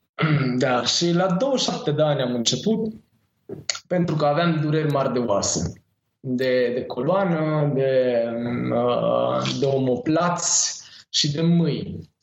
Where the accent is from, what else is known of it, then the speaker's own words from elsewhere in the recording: Târgoviște, Dâmbovița County, Romania; also born or lived in Catalonia, Spain; now in Spain; m-am născut în Târgoviște